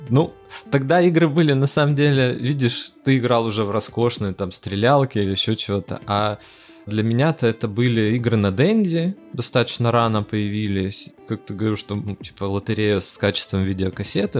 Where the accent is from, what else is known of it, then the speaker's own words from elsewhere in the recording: Arkhangelsk, Arkhangelsk Oblast, Russia; я из Архангельска